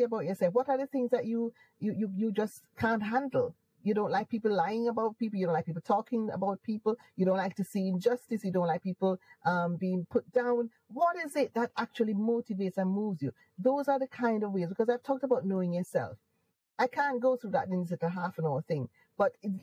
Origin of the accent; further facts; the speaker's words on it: Jamaica; accent: Jamaican; moved away as an adult; now in United Kingdom; I am Jamaican. I don't want to lose my accent. So I'd purposely hold on to my accent.